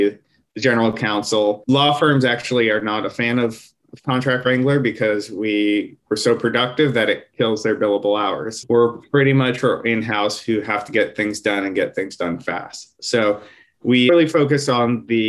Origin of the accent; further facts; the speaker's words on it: Bay Area, California, United States; I'm born and bred in the Bay Area. I still live here